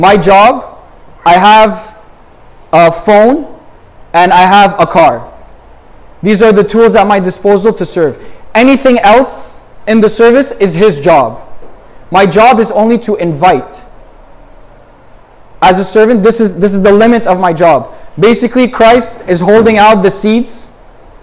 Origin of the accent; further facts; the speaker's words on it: Montreal, Quebec, Canada; I'm from Montreal